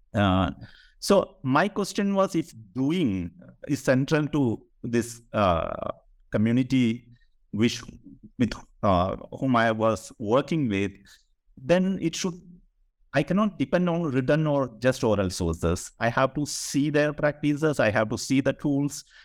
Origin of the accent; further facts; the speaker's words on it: Kerala, India; I am from Kerala, so literature and politics was very much there in the public sphere in Kerala